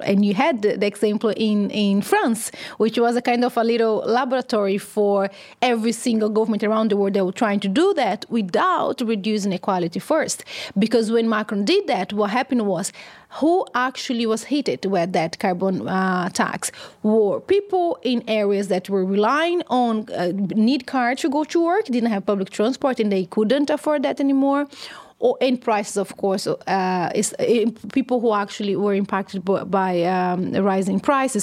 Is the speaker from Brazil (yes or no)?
yes; São Carlos, São Paulo, Brazil; My hometown is, uh, called São Carlos, which is around three hours away from São Paulo, the big city